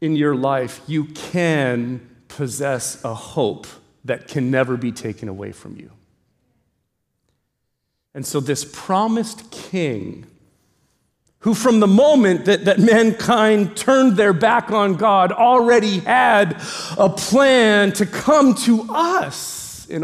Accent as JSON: {"language": "English", "country": "Canada", "tie": "born or raised there", "moved": "as an adult", "lives_now": "Hawaii, United States", "said": "we grew up in Canada, we're of Ukrainian descent"}